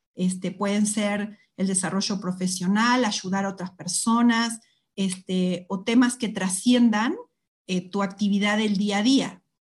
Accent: Argentina; moved away as an adult; also born or lived in Mexico; cuando salí por de Argentina también por primera vez

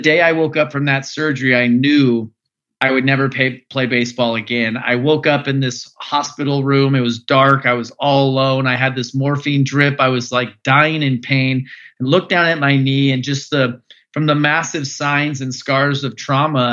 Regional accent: Phoenix, Arizona, United States; I grew up in Phoenix, Arizona

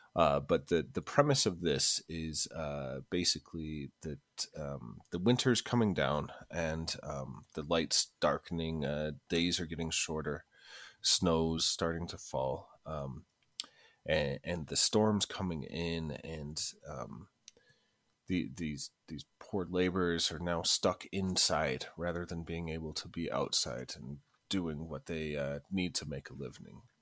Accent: United States; growing up in America

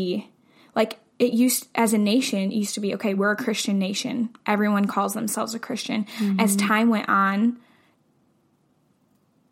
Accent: United States; as an American

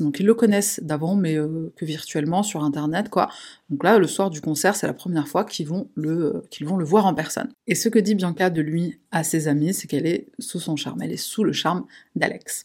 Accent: Paris, Île-de-France, France; chez nous à Paris

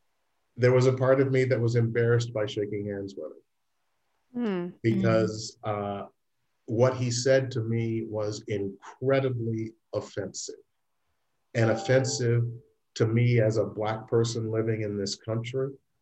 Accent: Southern US, United States; But, you know, I was raised in the South.

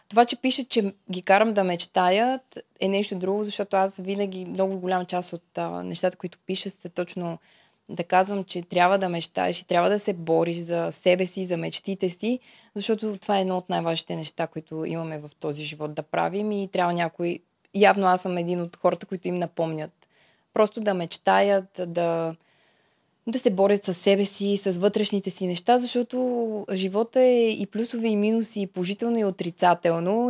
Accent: Bulgaria; also born or lived in Czech Republic; съм от България

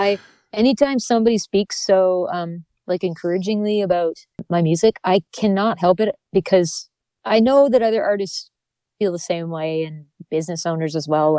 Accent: New Brunswick, Canada; I grew up in New Brunswick.

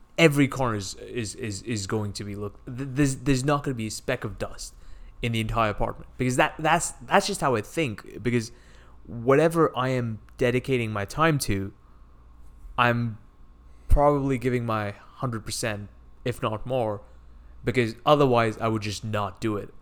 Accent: India; moved away; I grew up in India where cricket is a big sport

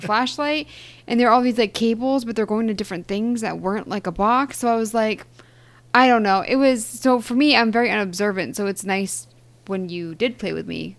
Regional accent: Eastern Massachusetts, United States; I'm from Eastern Mass

